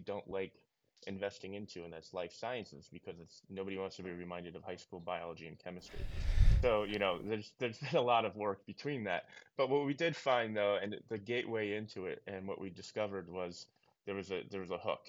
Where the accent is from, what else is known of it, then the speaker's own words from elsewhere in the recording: New York, United States; I'm originally from New York